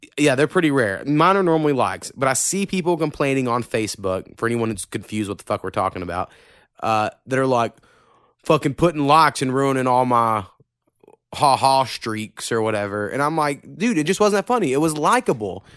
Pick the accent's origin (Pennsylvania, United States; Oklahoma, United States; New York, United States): Oklahoma, United States; accent: southern hint, country; I think I have a little bit of a southern hint.